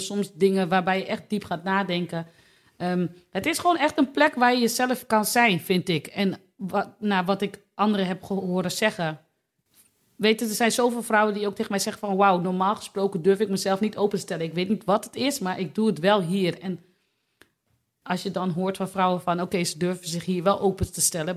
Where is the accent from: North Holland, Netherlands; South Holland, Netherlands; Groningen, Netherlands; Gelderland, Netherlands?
Groningen, Netherlands; Delfzijl; now in Hoogezand, Netherlands; Ik kom uit Delfzijl.